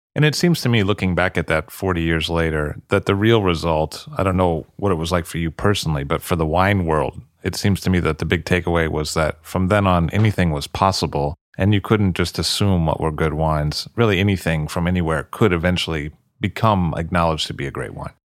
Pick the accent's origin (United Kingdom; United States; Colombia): United States; growing up in America